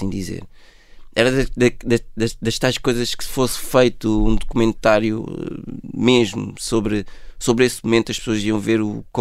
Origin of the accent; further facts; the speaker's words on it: Côte d’Ivoire; born there; Foi onde eu nasci.